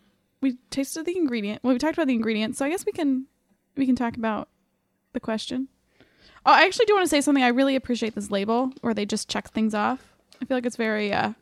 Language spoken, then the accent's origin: English; Lancaster, Ohio, United States; I am from Cranberry Town. Cranberry Town, Lancaster, Ohio.